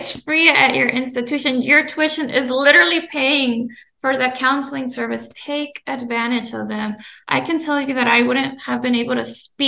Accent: Gainesville, Georgia, United States; also born or lived in Mexico (born, Durango/Zacatecas area) / Boston; where I grew up here in Gainesville, Georgia, 42% of the population is Latinx

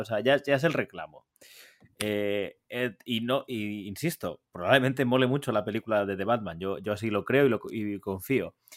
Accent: Valencian Community, Spain; moved away; mi tierra, en, la terreta

